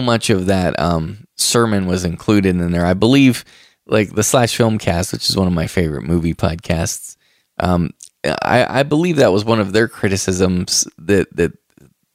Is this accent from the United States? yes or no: yes; the Bible Belt, United States; I'm originally from the Bible Belt